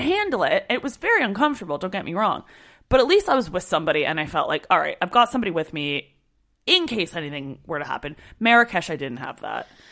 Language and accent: English; Canada; I'm Canadian